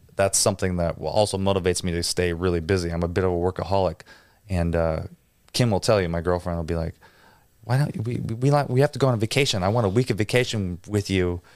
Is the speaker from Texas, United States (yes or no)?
no; near Green Bay, Wisconsin, United States; I grew up in a small little town and, and, you know, just outside Green Bay